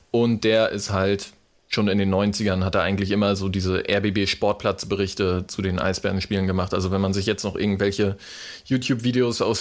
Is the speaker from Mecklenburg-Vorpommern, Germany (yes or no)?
yes; Wismar, Mecklenburg-Vorpommern, Germany; Also ich komme halt aus Wismar und klar, in den 90ern irgendwie äh, bist du halt mit Hansa Rostock irgendwie groß geworden.